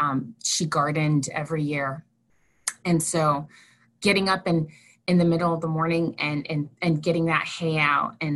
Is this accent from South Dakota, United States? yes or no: yes; North Central South Dakota, United States; I grew up in North Central South Dakota, and I was raised by my grandparents.